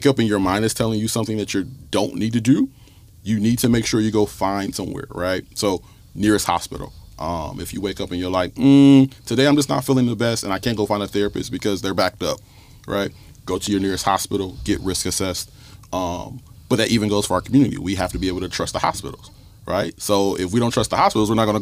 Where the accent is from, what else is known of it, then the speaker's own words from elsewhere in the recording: Toledo, Ohio, United States; I grew up in the North End for 22 years of my life. Stickney and Woodward was where my mom raised me.